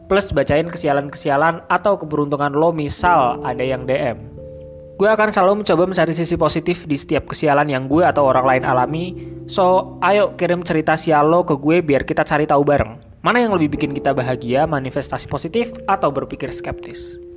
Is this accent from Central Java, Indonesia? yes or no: yes; Banjarnegara, Central Java, Indonesia; accent: Ngapak; Dua Hari Sial Berbahasa Ngapak sebagai bentuk kontribusi gue terhadap uh, daerah asal gue yaitu Banjarnegara.